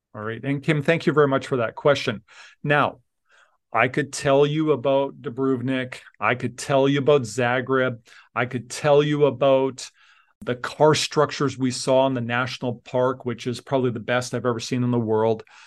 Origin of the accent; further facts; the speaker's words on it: Leduc, Alberta, Canada; moved away; also born or lived in Tanzania; I grew up in Leduc, Alberta. I'm, I was a farm kid